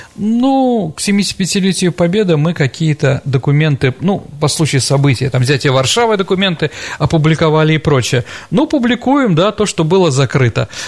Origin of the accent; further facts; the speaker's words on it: Saint Petersburg, Russia; как ленинградец